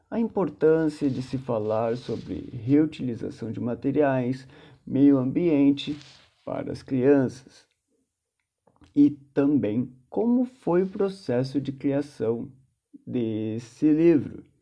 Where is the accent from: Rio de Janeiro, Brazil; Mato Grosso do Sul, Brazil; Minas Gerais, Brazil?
Rio de Janeiro, Brazil; now in São Paulo, Brazil; nasci no Rio de Janeiro, porém sou morador do Parque Santo Antônio. Ou seja, saí de Santa Teresa, zona sul do Rio, para a região do Capão Redondo, zona sul de São Paulo.